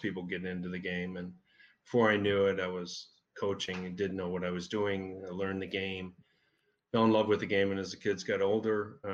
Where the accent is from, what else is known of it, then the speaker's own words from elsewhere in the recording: Dubuque, Iowa, United States; moved away; I'm from Dubuque, Iowa.